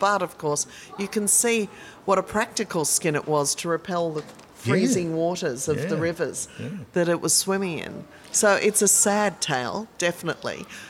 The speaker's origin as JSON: {"language": "English", "town": "Sydney", "region": "New South Wales", "country": "Australia", "tie": "born or raised there", "said": "growing up in Sydney"}